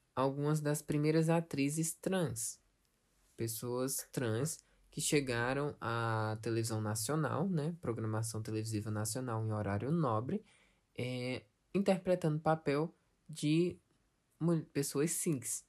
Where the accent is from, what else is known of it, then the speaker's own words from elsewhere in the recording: Brazil; aqui no Brasil